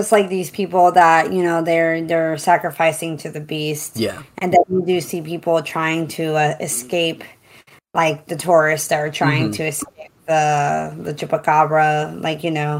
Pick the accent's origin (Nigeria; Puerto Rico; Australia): Puerto Rico; moved away; me as a Puerto Rican